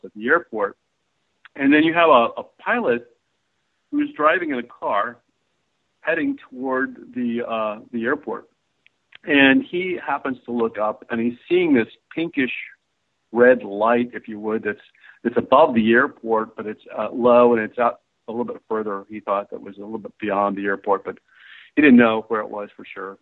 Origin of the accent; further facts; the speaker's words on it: Dayton, Ohio, United States; growing up in Dayton, Ohio